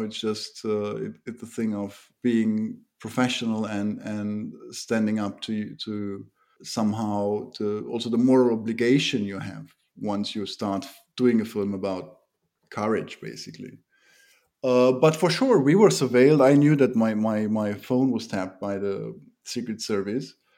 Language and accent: English; Germany; also born or lived in Romania; now in Bucharest, Romania; My mother was part of the German minority that lives in Romania